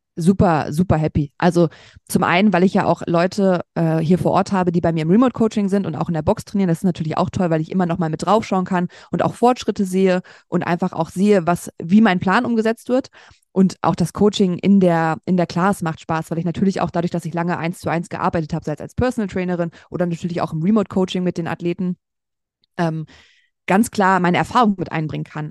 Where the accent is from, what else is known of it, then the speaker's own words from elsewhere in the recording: Braunschweig, Lower Saxony, Germany; moved away as an adult; also born or lived in Berlin; nach Braunschweig, meine Heimatstadt, zurückgezogen